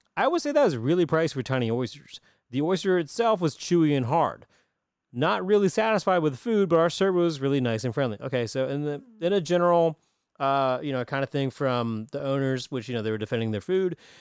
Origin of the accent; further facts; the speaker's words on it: Greenville, South Carolina, United States; I'm thirty-seven years old, born and raised in Greenville